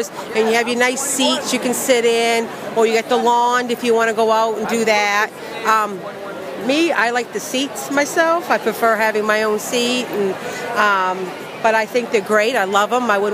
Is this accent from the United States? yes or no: yes; Orono, Maine, United States; I'm from Orono, Maine.